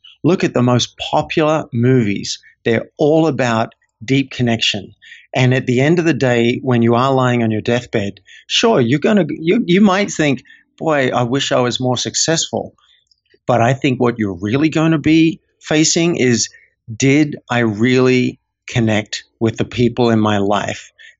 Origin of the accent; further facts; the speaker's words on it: Australia; I didn't learn as an Australian guy growing up how to really connect with humans.